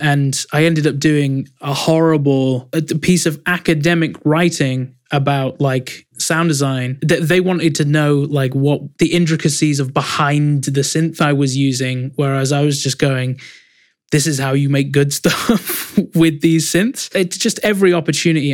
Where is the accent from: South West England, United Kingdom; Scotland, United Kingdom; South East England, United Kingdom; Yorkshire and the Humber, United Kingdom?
Yorkshire and the Humber, United Kingdom; Leeds; there's one in Leeds, my hometown, called Leeds College of Music